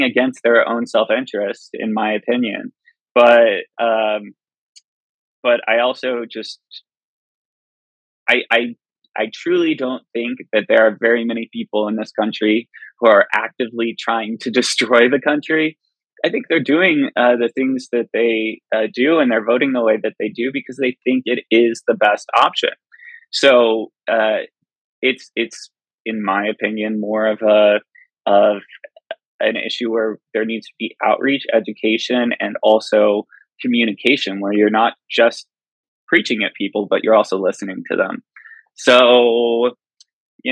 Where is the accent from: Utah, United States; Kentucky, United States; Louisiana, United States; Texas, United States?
Texas, United States; outside Houston; moved away; So I grew up in Texas, grew up on a farm outside of Houston. Country boy to my core.